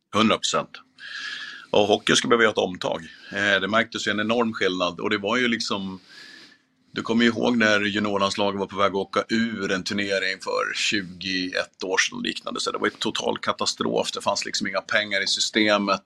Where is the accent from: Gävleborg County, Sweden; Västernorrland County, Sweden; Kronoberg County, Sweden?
Gävleborg County, Sweden; Gävle; när jag eh, växte upp. Jag är från Gävle från början